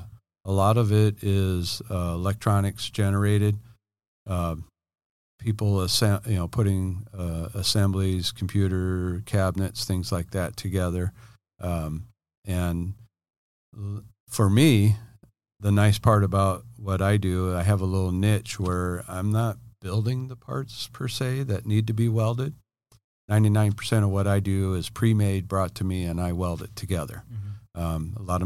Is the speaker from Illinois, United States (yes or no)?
yes; Illinois, United States; now in San Diego, United States; Okay. Yeah … I'm from Illinois. I own Ken Miller Welding here in San Diego.